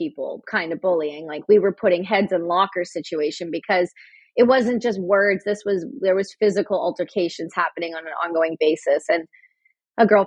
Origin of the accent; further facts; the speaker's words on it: Canada; Me being Canadian, we're right above you.